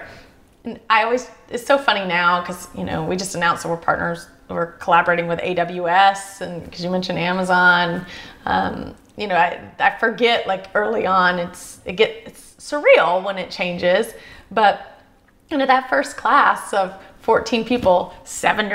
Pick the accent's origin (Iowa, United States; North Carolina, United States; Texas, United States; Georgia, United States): North Carolina, United States; Charlotte / Gaston County; moved away as an adult; also born or lived in Chicago; I want to go back to Charlotte